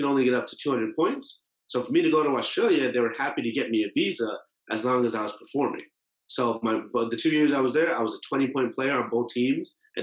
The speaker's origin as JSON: {"language": "English", "town": "Boston", "region": "Massachusetts", "country": "United States", "tie": "born or raised there", "said": "I was born in Boston. I've grown up there for basically my entire life"}